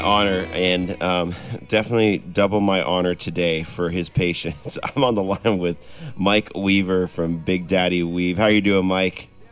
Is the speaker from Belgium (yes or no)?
no; Canada; moved away as an adult; now in Nashville, United States; I'm a Canadian cloaked with a Nashville, Nashville phone number